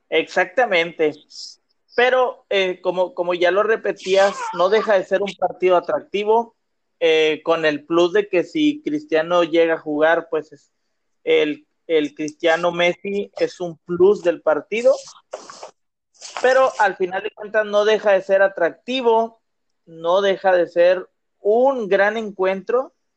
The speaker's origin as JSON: {"language": "Spanish", "town": "Monterrey", "region": "Nuevo León", "country": "Mexico"}